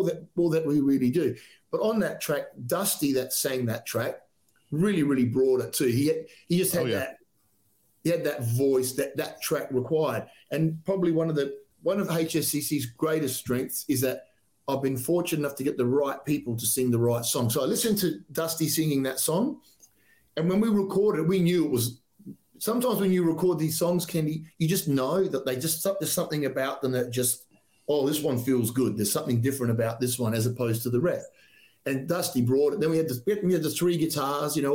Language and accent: English; South Australia, Australia; We're Australian bands